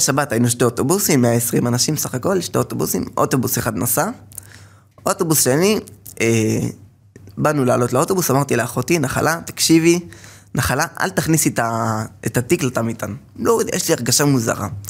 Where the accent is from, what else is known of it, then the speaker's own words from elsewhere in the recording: Safed, Northern District, Israel; נולדתי בצפת, למשפחה של 12 אה, ילדים